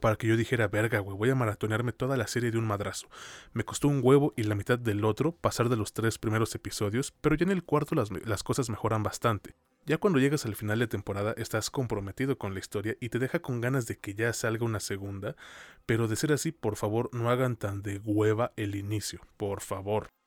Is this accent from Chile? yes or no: no; Mexico; hablando como mexicano